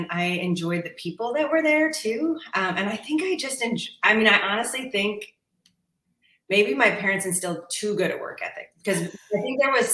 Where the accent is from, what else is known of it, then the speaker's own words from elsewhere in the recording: Stanwood, Washington, United States; now in Tacoma, United States; I was raised in Stanwood, Washington, so up near the Tulips